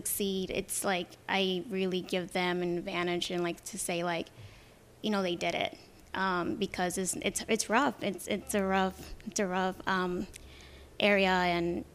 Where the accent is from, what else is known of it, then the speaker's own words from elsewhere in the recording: Los Angeles, California, United States; moved away as an adult; now in Chicago, United States; Originally from Los Angeles, California